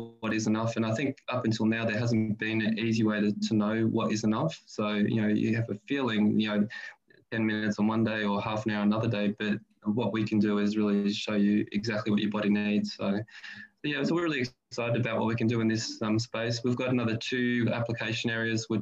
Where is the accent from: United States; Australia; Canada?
Australia; as a kid growing up in Australia in the, you know, 80s